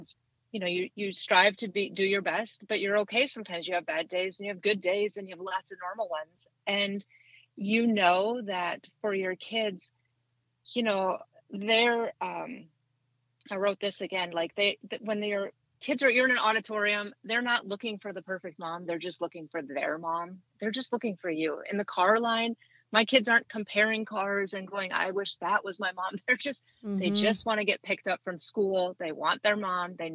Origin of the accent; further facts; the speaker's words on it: Minnesota, United States; moved away as an adult; now in Tennessee, United States; So I grew up in Minnesota. I lived there for 40 years.